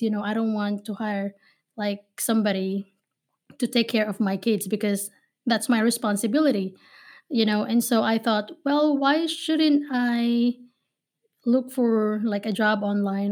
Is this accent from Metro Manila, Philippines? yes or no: yes; Manila, Metro Manila, Philippines; now in Ohio, United States; I was born and raised in Manila, Philippines. So, I am a Filipina based here in Ohio